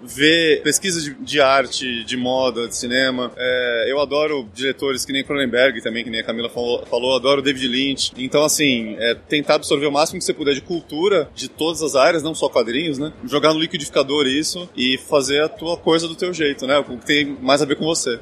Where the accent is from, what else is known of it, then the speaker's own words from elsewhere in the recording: Santos, São Paulo, Brazil; now in São Paulo, Brazil; eu sou de Santos originalmente, fiz curso de desenho lá, fiz curso na Pan-Americana aqui em São Paulo